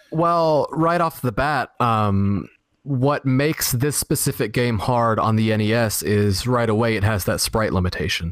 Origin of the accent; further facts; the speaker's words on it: Florida, United States; also born or lived in Dallas; grew up here in Florida